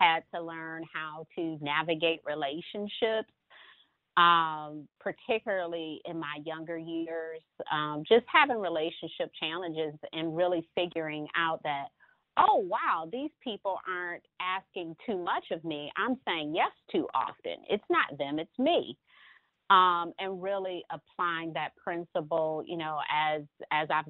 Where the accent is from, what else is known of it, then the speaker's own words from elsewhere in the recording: Detroit, Michigan, United States; moved away as an adult; now in Charlotte, United States; I am originally from Detroit, born and raised